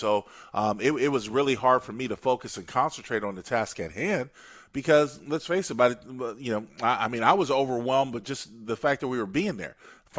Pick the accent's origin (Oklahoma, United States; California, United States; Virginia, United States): California, United States; San Diego; my hometown, San Diego, where I grew up.